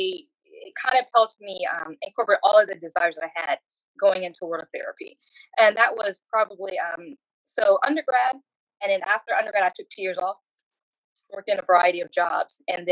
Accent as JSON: {"language": "English", "town": "Chesapeake", "region": "Virginia", "country": "United States", "tie": "born or raised there", "moved": "yes", "lives_now": "Georgia, United States", "said": "So I grew up in Chesapeake, Virginia, and initially for the first 15 years of my life, I grew up in a trailer park"}